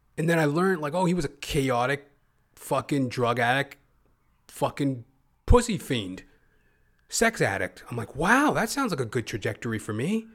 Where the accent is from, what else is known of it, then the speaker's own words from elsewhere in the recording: Canada; also born or lived in Toronto, Ontario / Edmonton, Alberta; I'm not even from Hollywood, you know, Toronto, Canada, Edmonton, Alberta, Canadian Canuck